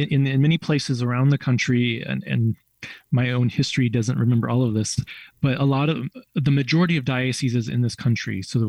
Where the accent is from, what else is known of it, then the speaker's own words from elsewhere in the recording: St. Louis, Missouri, United States; moved away as an adult; now in Washington, United States; I grew up in St. Louis